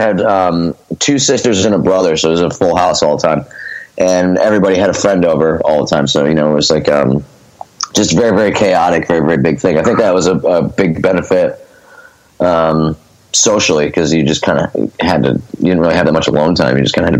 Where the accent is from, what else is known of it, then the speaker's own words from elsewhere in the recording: Scranton, Pennsylvania, United States; now in Philadelphia, United States; Both my parents are from Scranton, so they moved back to Scranton. I was raised in Scranton.